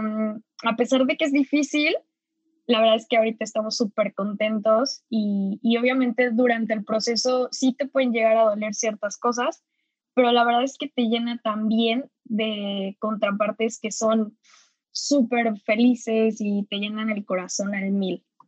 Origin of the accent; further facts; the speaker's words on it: Cuernavaca, Morelos, Mexico; now in San Francisco, United States; los dos somos de Cuernavaca, eh, ahorita pues los dos estamos viviendo en San Francisco